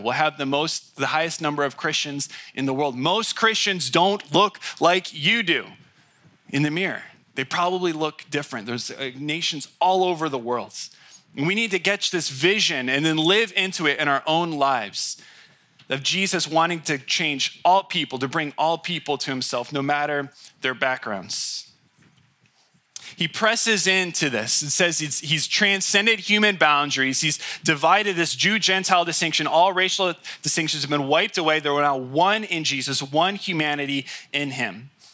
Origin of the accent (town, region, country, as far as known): United States